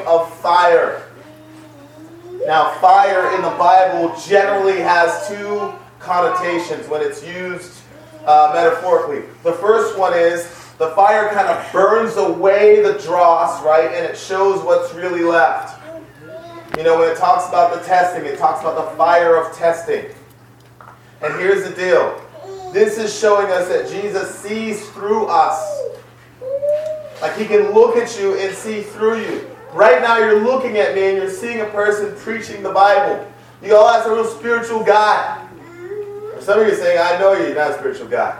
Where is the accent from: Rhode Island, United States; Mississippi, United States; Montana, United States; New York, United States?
New York, United States; New York City; I grew up in the Bronx